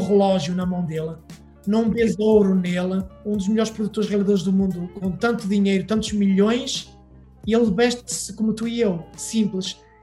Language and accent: Portuguese; Portugal; moved away as an adult; also born or lived in Porto / Paris; now in Hollywood, United States; sou natural da Beira